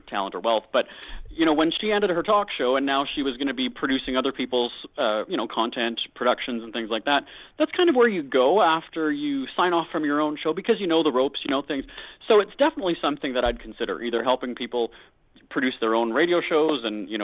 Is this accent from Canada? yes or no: yes; Winnipeg, Manitoba, Canada; my hometown, Winnipeg, is known as being a cheap city